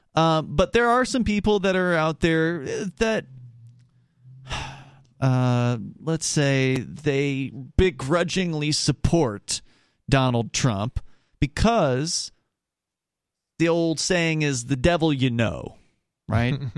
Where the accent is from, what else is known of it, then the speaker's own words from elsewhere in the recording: Florida, United States; I grew up in Florida